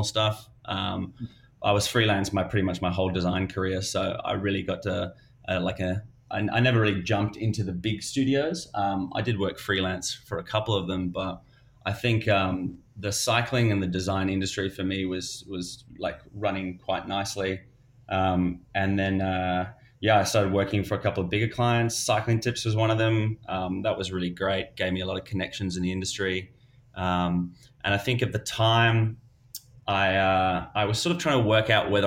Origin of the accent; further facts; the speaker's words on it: South Africa; also born or lived in Melbourne, Australia / Queensland, Australia; now in United States; I'm Australian. I'm originally South African, but I guess I was born in South Africa, moved to Australia